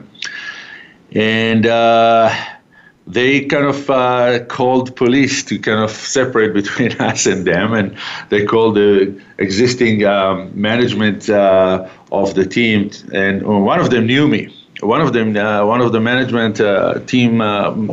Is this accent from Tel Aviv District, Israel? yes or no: no; Haifa, Haifa District, Israel; moved away as an adult; now in Calgary, Canada; So I grew up in Israel. I was born in a city called Haifa